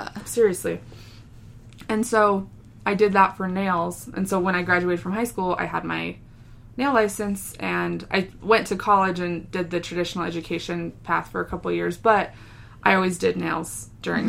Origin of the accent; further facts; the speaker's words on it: New Mexico, United States; we're from New Mexico, and so we eat a lot of green chili